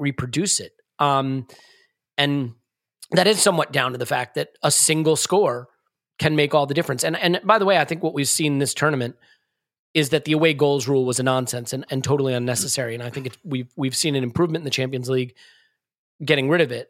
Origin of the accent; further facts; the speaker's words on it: United States; being an American